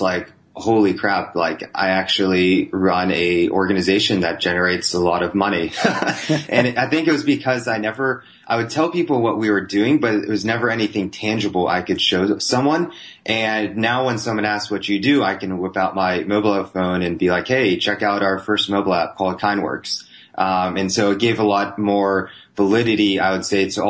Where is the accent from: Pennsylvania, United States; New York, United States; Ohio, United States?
Pennsylvania, United States; Pittsburgh; moved away; I'd barely even met someone outside of Pittsburgh